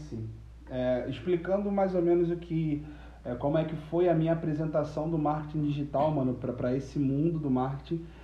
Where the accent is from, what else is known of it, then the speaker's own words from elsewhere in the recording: Nilópolis, Rio de Janeiro, Brazil; also born or lived in Nova Friburgo; nascido em Friburgo, criado em Nilópolis